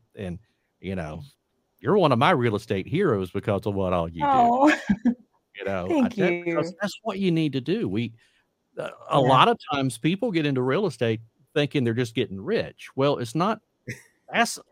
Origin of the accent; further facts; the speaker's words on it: Warner Robins, Georgia, United States; now in Florida Panhandle, United States; Georgia, my hometown of Warner Robins